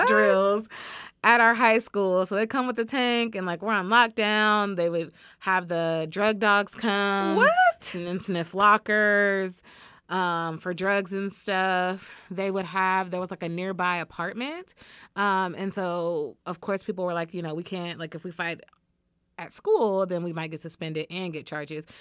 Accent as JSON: {"language": "English", "town": "Dallas", "region": "Texas", "country": "United States", "tie": "born or raised there", "also_born_or_lived": "Tyler, Texas / Iowa", "moved": "as an adult", "said": "grew up mostly in the Dallas area"}